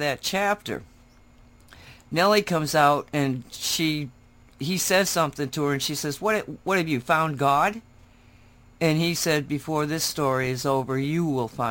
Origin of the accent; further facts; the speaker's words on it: United States; we were proud Americans